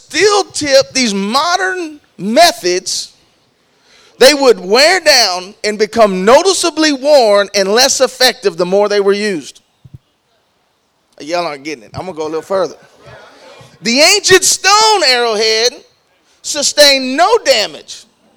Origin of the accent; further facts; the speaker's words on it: Texas, United States; I'm from Texas